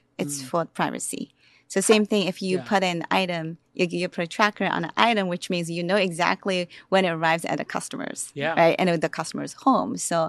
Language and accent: English; Shanghai, China; born there; I was born in Shanghai.